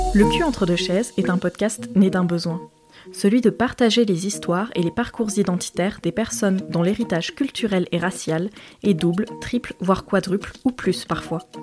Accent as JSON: {"language": "French", "town": "Limoges", "region": "Nouvelle-Aquitaine", "country": "France", "said": "16 ans, lycéenne, Limoges, ma mère est blonde, française"}